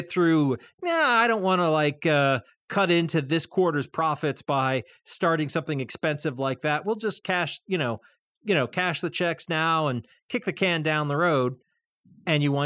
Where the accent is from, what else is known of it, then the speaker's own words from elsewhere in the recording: Easthampton, Massachusetts, United States; my hometown of East Hampton